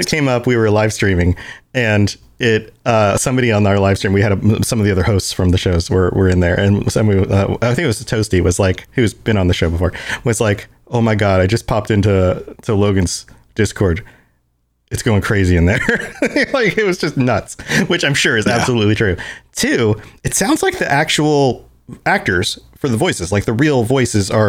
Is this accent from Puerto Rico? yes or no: yes; Puerto Rico; I'm Puerto Rican.